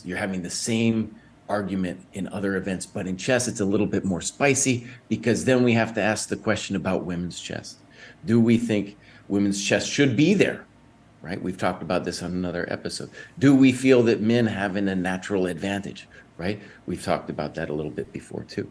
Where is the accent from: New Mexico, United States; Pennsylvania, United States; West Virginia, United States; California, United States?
New Mexico, United States; Santa Fe; I grew up in Santa Fe, New Mexico, on the wrong side of the tracks.